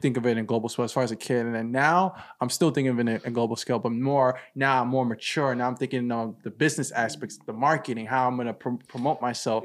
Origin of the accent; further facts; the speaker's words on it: Owerri, Imo, Nigeria; moved away; my hometown in Nigeria, Owerri